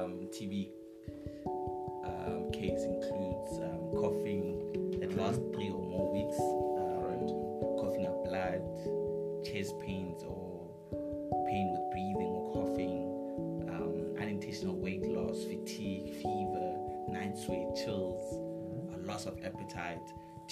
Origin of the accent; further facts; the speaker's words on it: Pretoria, Gauteng, South Africa; now in Bloemfontein, South Africa; I'm originally from Pretoria, and I studied my MBCHB at Midwinter.